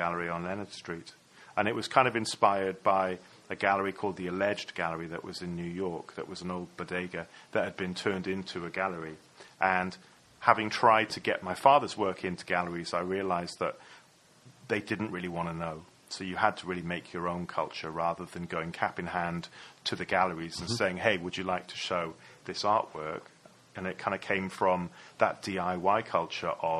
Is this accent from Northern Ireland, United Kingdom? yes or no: no; Ammanford, Wales, United Kingdom; moved away; also born or lived in San Francisco, California; my hometown would be like, you know, Upper Cwmtwrch or Ammanford or something like that. But I really consider, you know, California to be my hometown as well, San Francisco